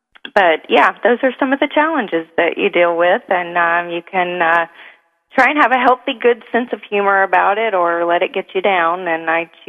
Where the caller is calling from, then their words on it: Miami, Florida, United States; I'm calling from Florida.